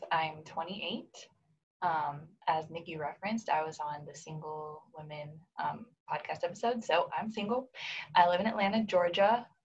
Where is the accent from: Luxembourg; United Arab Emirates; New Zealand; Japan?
Japan; now in United States; I was born here in the States, but I grew up in Japan, where my parents um, used to be missionaries. We moved there to Japan when I was four years old, so I was really young.